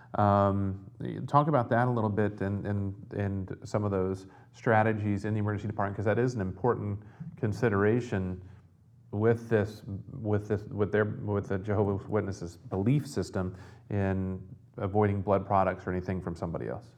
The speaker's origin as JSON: {"language": "English", "region": "the South", "country": "United States", "tie": "born or raised there", "said": "growing up in the South"}